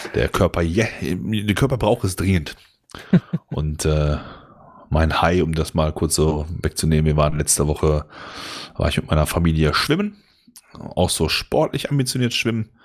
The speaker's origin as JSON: {"language": "German", "area": "Ruhr area", "region": "North Rhine-Westphalia", "country": "Germany", "said": "bei uns im Ruhrgebiet"}